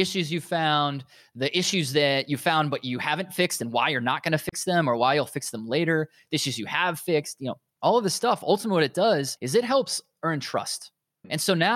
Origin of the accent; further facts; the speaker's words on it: United States; accent: American; I'm obviously American, as you can guess by my accent.